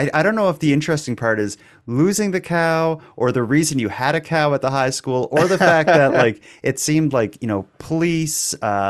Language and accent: English; Cape Breton, Nova Scotia, Canada; I'm originally from Cape Breton.